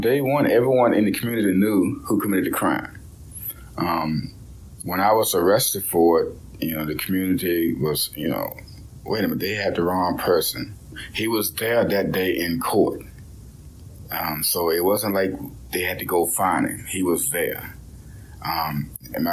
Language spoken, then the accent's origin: English; Hanover, Virginia, United States; I was born in Hanover, Virginia, 1982.